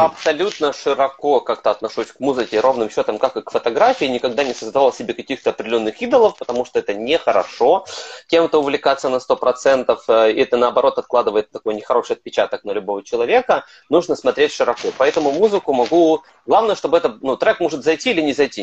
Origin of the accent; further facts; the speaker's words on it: Kryvyi Rih, Dnipropetrovsk Oblast, Ukraine; now in Kyiv, Ukraine; Я родом из Кривого Рога